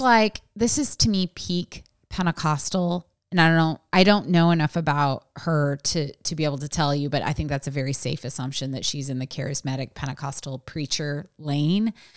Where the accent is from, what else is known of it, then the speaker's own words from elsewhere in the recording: West Coast, United States; I was raised on the West Coast